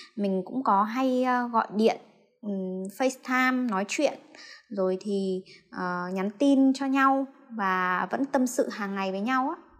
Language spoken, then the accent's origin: Vietnamese; Lạng Sơn, Vietnam; now in Hanoi, Vietnam; mình đến từ Lạng Sơn